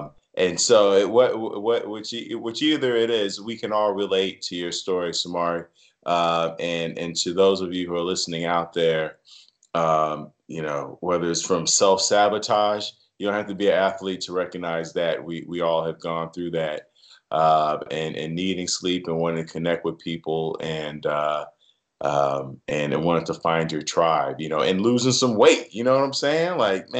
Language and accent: English; Chicago, Illinois, United States; It is. That's my hometown right there.